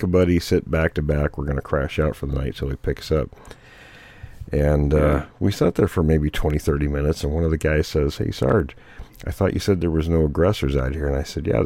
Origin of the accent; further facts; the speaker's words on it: near Fort Lewis, Washington, United States; I grew up near Fort Lewis